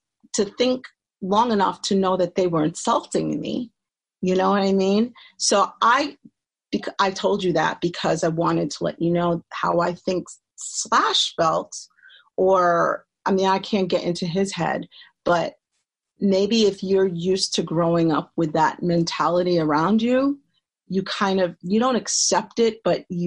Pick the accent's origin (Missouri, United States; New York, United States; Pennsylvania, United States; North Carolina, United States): New York, United States; New York City; also born or lived in Brooklyn; I grew up in the Bronx and Co-op City